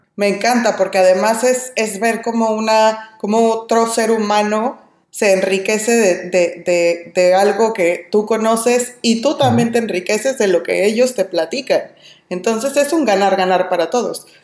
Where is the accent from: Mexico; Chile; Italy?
Mexico; moved away as an adult; now in California, United States; soy mexicana y vivo en California